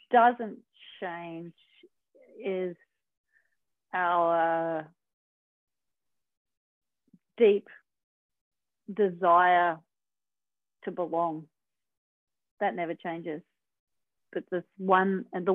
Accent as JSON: {"language": "English", "town": "Manly", "region": "New South Wales", "country": "Australia", "tie": "born or raised there", "said": "growing up in Manly"}